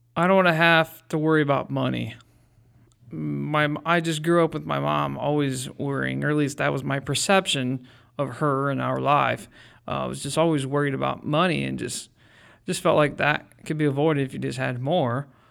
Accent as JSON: {"language": "English", "town": "Mansfield", "region": "Ohio", "country": "United States", "tie": "born or raised there", "also_born_or_lived": "Florida / Shelby, Ohio", "said": "I grew up in Mansfield"}